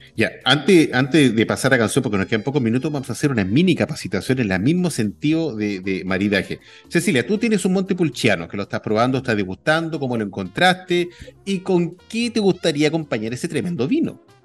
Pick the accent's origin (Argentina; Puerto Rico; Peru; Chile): Chile; era como todo chileno